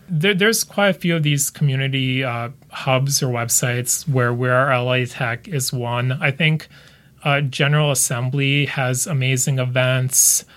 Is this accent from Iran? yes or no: no; United States; also born or lived in Lithuania; I grew up in the U S